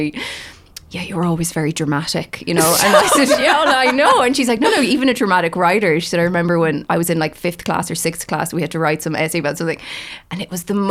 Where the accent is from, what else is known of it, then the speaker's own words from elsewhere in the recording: Galway, Connacht, Ireland; moved away as an adult; also born or lived in Middle East / Singapore / England; now in Dublin, Ireland; I'm from Galway originally, but I've been living in Dublin for the last 2 years.